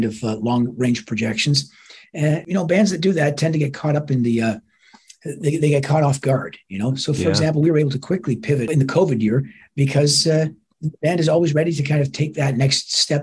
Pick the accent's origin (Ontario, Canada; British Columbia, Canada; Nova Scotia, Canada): Ontario, Canada; Toronto; my hometown, Toronto.